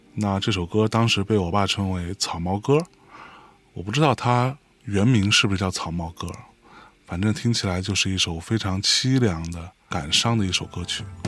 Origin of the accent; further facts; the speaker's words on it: Lianyungang, Jiangsu, China; 我出生和成长在一个海滨城市， 一个小小的，叫做雷云港的地方